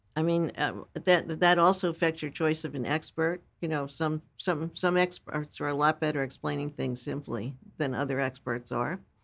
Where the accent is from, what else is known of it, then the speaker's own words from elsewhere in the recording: New York City, New York, United States; also born or lived in Brooklyn, New York; My family moved to Staten Island